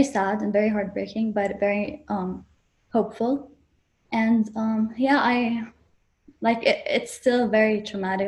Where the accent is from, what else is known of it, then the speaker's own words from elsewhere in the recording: Beirut, Beirut Governorate, Lebanon; I'm from Beirut, so where the explosion happened.